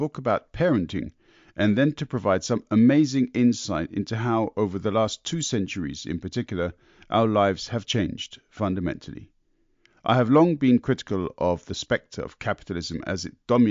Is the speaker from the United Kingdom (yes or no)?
yes; United Kingdom; now in Germany; I'm born Brit in Germany